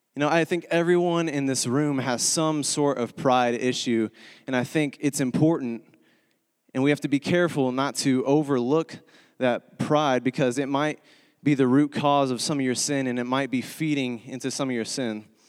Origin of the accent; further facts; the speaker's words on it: Texas, United States; moved away as an adult; now in Springfield, United States; I'm originally from Texas, born and raised